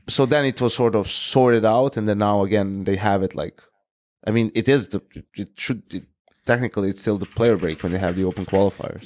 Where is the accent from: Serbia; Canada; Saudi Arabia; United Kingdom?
Serbia; my hometown where I was born is not Belgrade, right? It's like a smaller town. It's called Krawilec